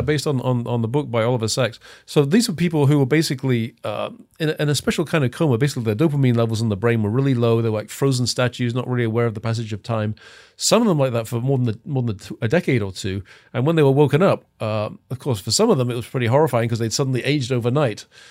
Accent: England, United Kingdom; moved away as an adult; also born or lived in Los Angeles; now in United States; I'm from England. Um, I've been in the States since nineteen eighty-seven.

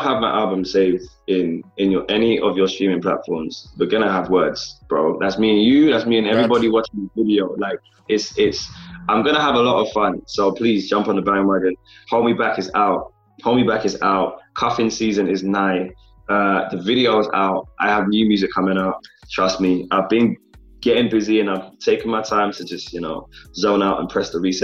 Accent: London, United Kingdom; I am still based in London. I'm based in my hometown

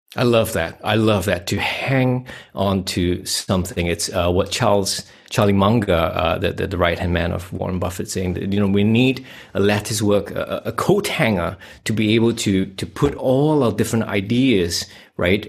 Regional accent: Singapore; moved away as an adult; now in Western Australia, Australia; I come from Singapore. I'm a Asian Chinese. I uh, got out of there about 2010, and I'm now living in Western Australia

